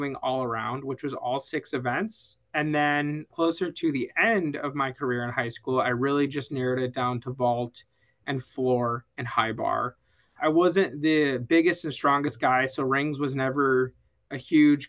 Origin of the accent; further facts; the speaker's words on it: Vernon Hills, Illinois, United States; moved away as an adult; now in Arizona, United States; I grew up in a town called Vernon Hills, Illinois. It's a northwest suburb of Chicago